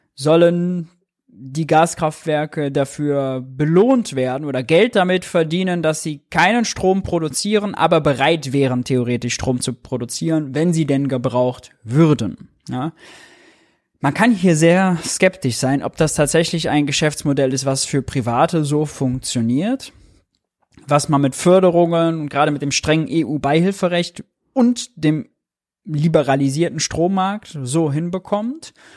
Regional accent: Mönchengladbach, North Rhine-Westphalia, Germany; ich bin Rheinländer, komme vom Niederrhein, Mönchengladbach

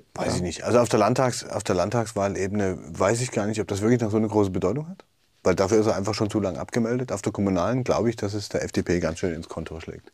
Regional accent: East Germany, Germany; als Ostdeutsche

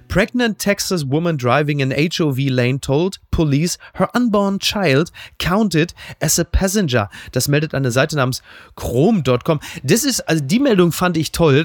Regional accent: Ruhr area, North Rhine-Westphalia, Germany; Ich bin natürlich ein Kind des Ruhrgebiets, äh, der 80er

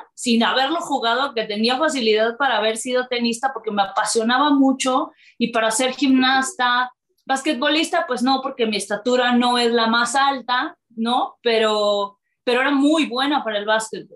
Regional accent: Córdoba, Veracruz, Mexico; moved away as an adult; now in Mexico City, Mexico; yo soy de Veracruz, soy de Córdoba, decido venirme a México

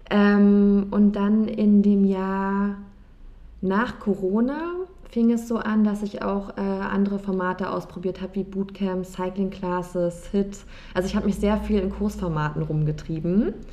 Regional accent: Berlin, Germany; ich bin 29 Jahre alt und ich bin in Berlin geboren, ich bin hier aufgewachsen ähm, und lebe auch immer noch hier

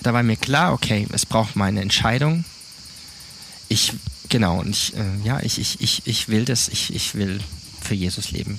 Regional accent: Baden-Württemberg, Germany; moved away as an adult; also born or lived in Neubrandenburg; now in Montpellier, France; ich bin aufgewachsen in Süddeutschland, Südbaden

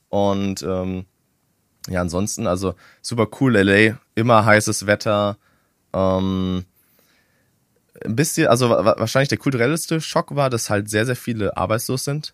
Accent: Germany; ich als Deutscher

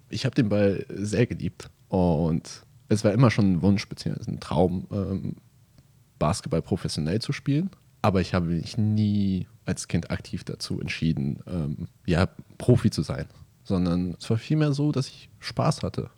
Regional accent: Hamburg, Germany; moved away as an adult; now in Bremerhaven, Germany; Hamburg, also meine Heimatstadt

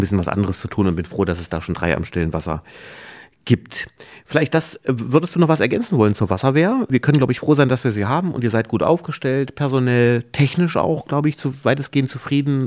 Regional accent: Wernigerode, Saxony-Anhalt, Germany; Wir sind beide in Wernigerode geboren, geboren und wohnen beide in Hasserode jetzt

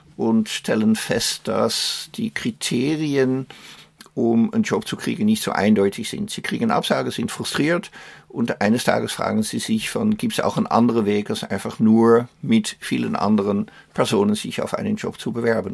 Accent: Netherlands; German is a second language; also born or lived in Austria / Luxembourg / Belgium / Germany; now in Emmerich, Germany; Meine Heimat ist Holland, sind die Niederlande

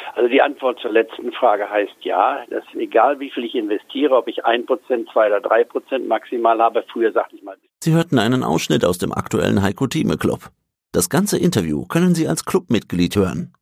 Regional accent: Goslar, Lower Saxony, Germany; moved away as an adult; also born or lived in Leipzig / Tübingen / Edinburgh / Hamburg; bin dann im Goslar, der Reichsverein und Bauernstadt, nicht wahr, die über 1000 Jahre alt ist, aufgewachsen

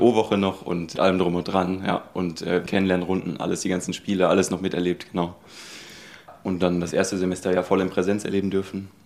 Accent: Herdecke, North Rhine-Westphalia, Germany; moved away as an adult; now in Hamburg, Germany; Ich bin also gebürtig in Herdecke, das ist quasi mitten in Nordrhein-Westfalen, so Richtung Hagener Ecke, so ein bisschen, ein bisschen südlich. Bin da auch aufgewachsen in der Ecke

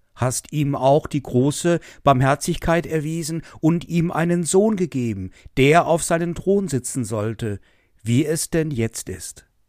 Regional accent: Essen, North Rhine-Westphalia, Germany; now in Westerwald, Germany; Ich komme aus der Stadt, aus der Stadt Essen.

